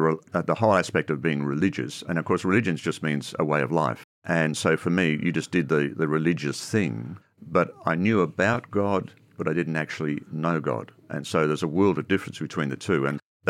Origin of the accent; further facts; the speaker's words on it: Ireland; now in Australia; I come from a Roman Catholic background. I come from Ireland originally. Came out in 69 to Australia and went through all the usual sort of things, continued on in my Catholic religion.